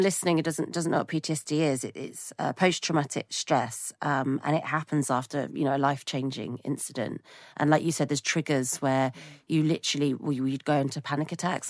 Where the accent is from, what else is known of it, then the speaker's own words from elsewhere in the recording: United Kingdom; as a British person